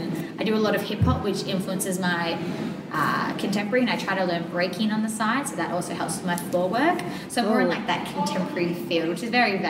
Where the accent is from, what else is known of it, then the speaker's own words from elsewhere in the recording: Geelong, Victoria, Australia; I'm from Geelong, which is down like the south of Victoria near the Great Ocean Road